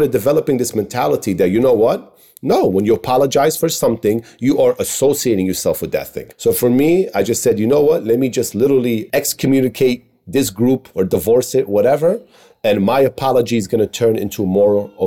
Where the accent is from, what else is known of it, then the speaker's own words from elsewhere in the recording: New York City, New York, United States; when I grew up in Queens was all Bengali community.